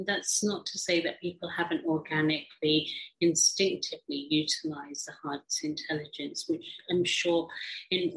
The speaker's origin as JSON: {"language": "English", "region": "England", "country": "United Kingdom", "tie": "born or raised there", "also_born_or_lived": "Africa", "said": "I grew up in England, although I was born in Africa from an Indian background"}